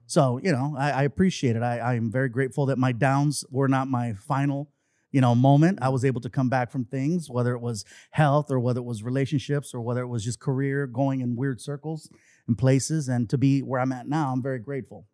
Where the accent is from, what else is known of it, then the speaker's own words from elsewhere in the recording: Long Beach, California, United States; also born or lived in San Diego; grew up in Long Beach, and I've been there ever since